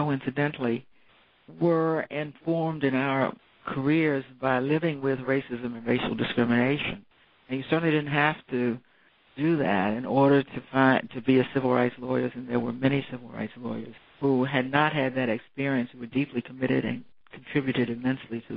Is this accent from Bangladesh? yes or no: no; Washington, District of Columbia, United States; I was born and raised in the District of Columbia